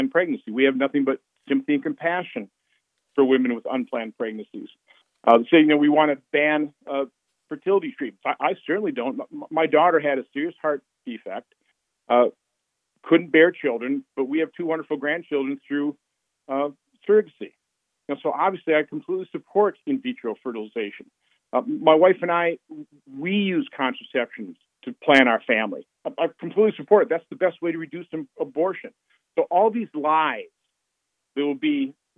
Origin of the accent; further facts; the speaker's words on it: Winnebago County, Wisconsin, United States; I'm from Winnebago County